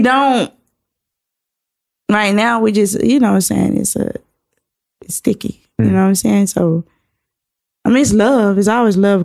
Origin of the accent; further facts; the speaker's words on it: Atlanta, Georgia, United States; I'm from Atlanta too